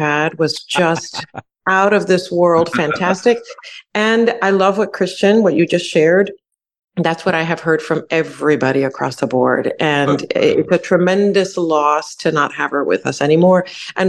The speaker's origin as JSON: {"language": "English", "town": "New York City", "region": "New York", "country": "United States", "tie": "born or raised there", "moved": "yes", "lives_now": "Houston, United States", "said": "I grew up in New York City."}